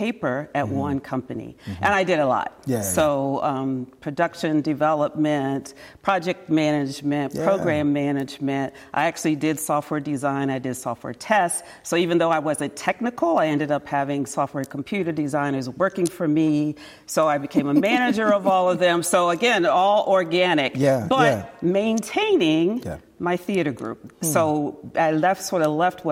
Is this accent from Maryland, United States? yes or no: yes; Towson, Maryland, United States; moved away as an adult; now in San Jose, United States; I'm from Baltimore